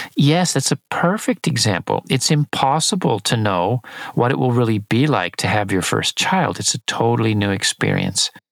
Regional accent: San Diego, California, United States; just south of my hometown in San Diego, in California

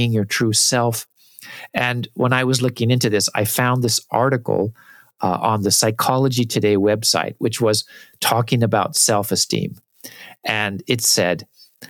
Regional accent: United States; now in Japan; I'm an American

